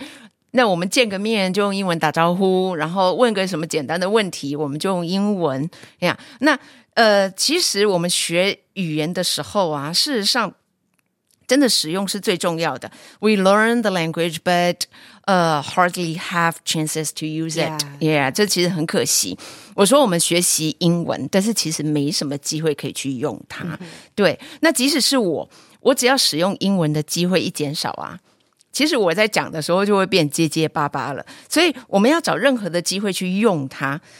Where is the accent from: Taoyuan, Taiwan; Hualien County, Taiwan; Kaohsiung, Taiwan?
Hualien County, Taiwan; Charlotte 的老公是我们花莲人哦